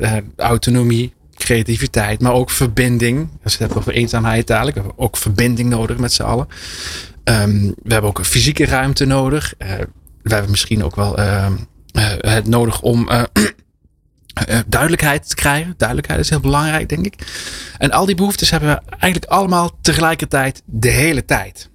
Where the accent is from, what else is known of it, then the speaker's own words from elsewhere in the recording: Limburg, Netherlands; also born or lived in France; ik ben geboren in Frankrijk. Ik ben in Limburg opgegroeid.